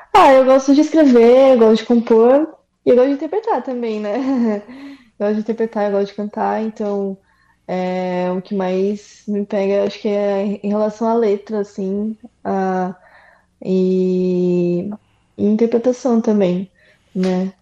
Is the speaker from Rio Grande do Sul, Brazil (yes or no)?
no; São Paulo, Brazil; eu sou de São Paulo